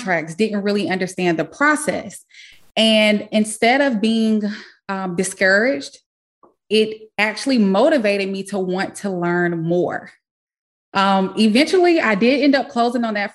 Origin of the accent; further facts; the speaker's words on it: South Carolina, United States; moved away; I am originally from South Carolina